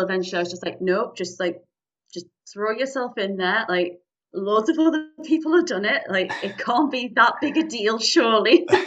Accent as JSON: {"language": "English", "town": "Newcastle upon Tyne", "region": "North East England", "country": "United Kingdom", "tie": "born or raised there", "said": "I am from the lovely city of Newcastle upon Tyne, northeast England"}